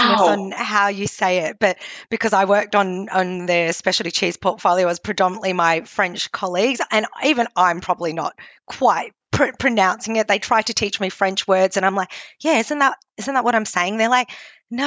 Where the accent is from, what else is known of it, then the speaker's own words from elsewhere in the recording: Australia; I'm Australian, but my heritage is Cantonese. My parents migrated from Hong Kong